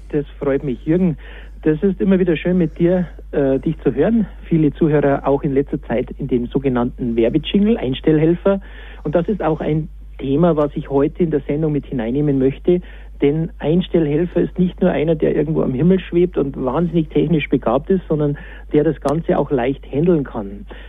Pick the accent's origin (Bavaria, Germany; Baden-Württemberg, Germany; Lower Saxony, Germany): Bavaria, Germany; Lenggries; Strahlendes Wetter, wunderbare Pisten, das ist der Zustandsbericht meiner Heimat